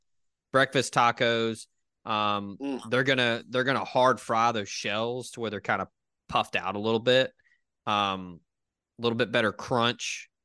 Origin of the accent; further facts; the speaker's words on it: the South, United States; growing up in the South, I obviously grew up on Americanized Mexican food.